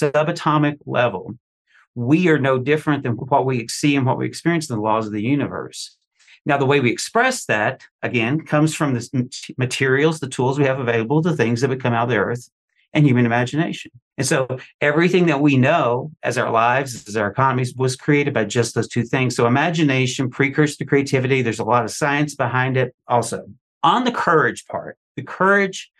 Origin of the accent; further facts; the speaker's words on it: Eastern Kentucky, United States; growing up in Eastern Kentucky